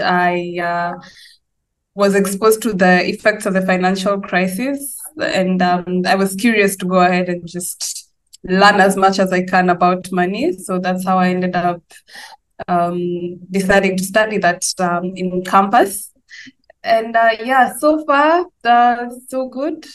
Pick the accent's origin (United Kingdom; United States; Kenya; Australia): Kenya; I come from Kenya.